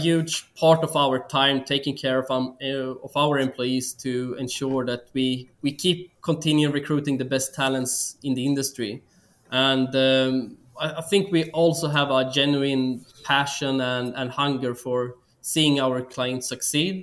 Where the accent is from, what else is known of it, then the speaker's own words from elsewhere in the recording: Sweden; moved away as an adult; also born or lived in Australia; now in Philippines; I'm from Sweden, but been living most of my adult life abroad.